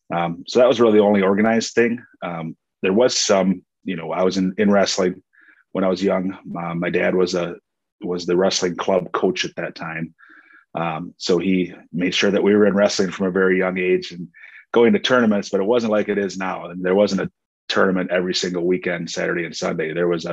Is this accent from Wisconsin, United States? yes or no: yes; Edgerton, Wisconsin, United States; It was a good little town. It's not a whole lot different than Monroe, Wisconsin, where I'm currently principal at. It was a lot smaller, about 3,000 people at the time that I grew up.